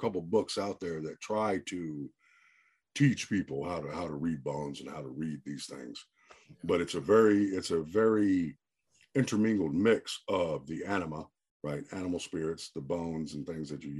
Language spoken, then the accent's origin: English; the South, United States; now in New Jersey, United States; I grew up in the South. You know, I spent, you know, my formative years in the South, in the woods.